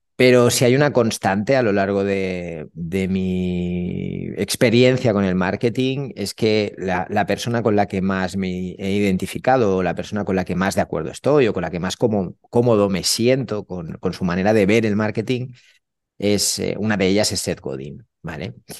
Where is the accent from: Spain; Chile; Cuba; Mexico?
Spain; Catalonia; now in Málaga, Spain; como buen catalán